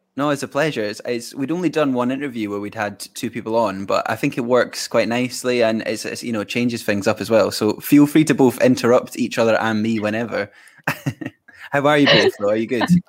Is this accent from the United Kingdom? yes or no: yes; Fife, Scotland, United Kingdom; I'm from Fife in Scotland